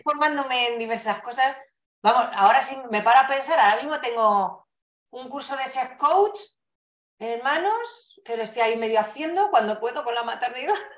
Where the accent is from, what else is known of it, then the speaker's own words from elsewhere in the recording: Fuenlabrada, Community of Madrid, Spain; haber vivido toda la vida en, en Fuenlabrada, en Madrid